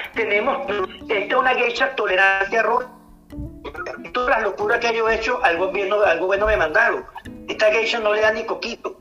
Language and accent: Spanish; Venezuela; somos los venezolanos